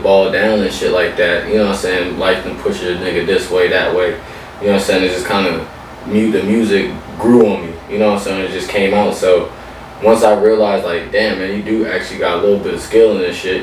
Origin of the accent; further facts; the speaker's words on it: Camden, New Jersey, United States; also born or lived in West Philadelphia, Pennsylvania; now in Richmond, United States; I'm from Camden, New Jersey, in West Philadelphia.